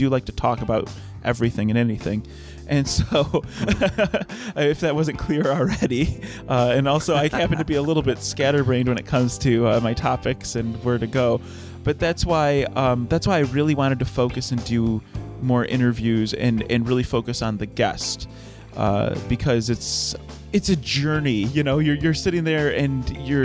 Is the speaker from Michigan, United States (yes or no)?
yes; Detroit, Michigan, United States; I'm from the Detroit area, and I've grown up around cars.